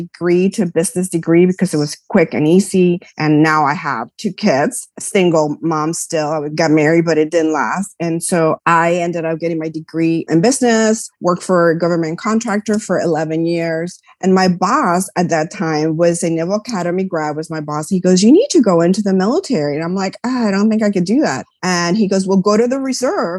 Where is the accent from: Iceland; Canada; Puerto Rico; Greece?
Puerto Rico; also born or lived in New York; I grew up in Puerto Rico. So I was born in New York. My parents left when I was a year old. So I basically grew up in Puerto Rico.